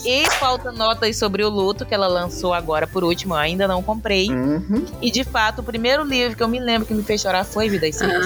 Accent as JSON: {"language": "Portuguese", "country": "Brazil", "said": "eu sou brasileira"}